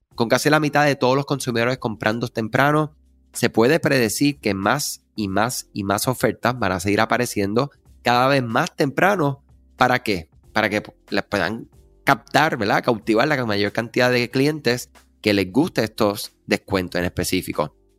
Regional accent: Puerto Rico; somos Este, de Puerto Rico, la nación americana

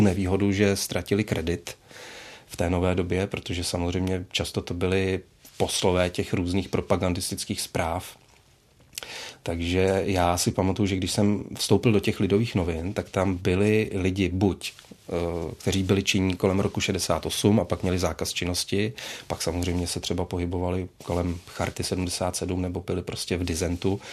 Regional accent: Plzeň, Plzeň Region, Czechia; já jsem z Plzně a měl jsem pocit, že v té Plzni vlastně zůstanu

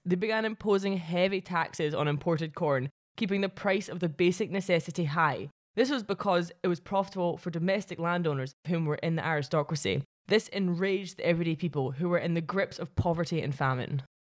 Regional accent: Paisley, Scotland, United Kingdom; my hometown of Paisley

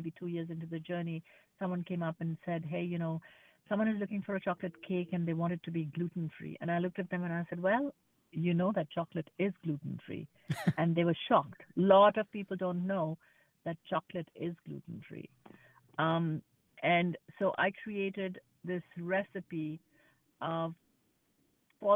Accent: India; now in United States; Growing up in India

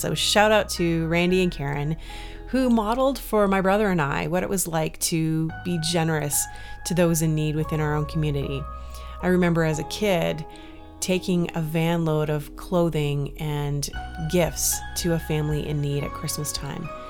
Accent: Canada; also born or lived in Toronto; growing up in Canada, I've personally never gone without in my life

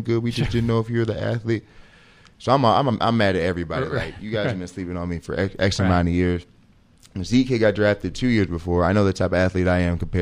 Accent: St. Louis, Missouri, United States; moved away; I'm from St. Louis.

